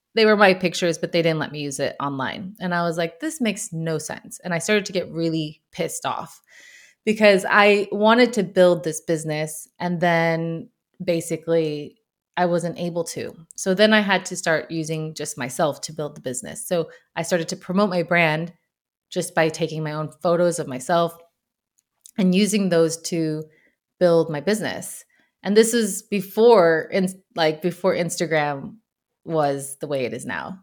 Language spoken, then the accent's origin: English; United States; moved away as an adult; also born or lived in Brussels, Belgium; now in Sweden; I'm an American living in Sweden